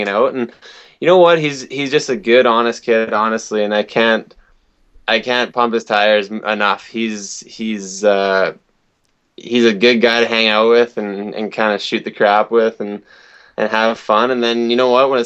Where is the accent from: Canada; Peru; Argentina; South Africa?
Canada; Fort St. James, British Columbia; moved away; also born or lived in Arizona; this is my hometown. Actually, I was kind of born up in Fort St. James, British Columbia